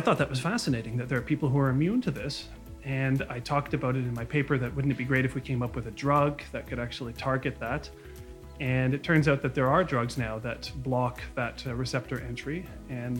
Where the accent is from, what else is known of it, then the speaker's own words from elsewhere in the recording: Mississauga, Ontario, Canada; I was born and raised in Mississauga.